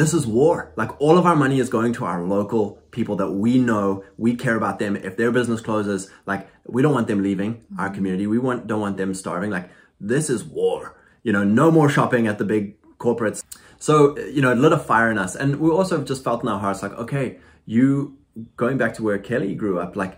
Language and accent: English; South Africa; also born or lived in Lexington, Kentucky, United States; now in United States; went back to South Africa to visit my family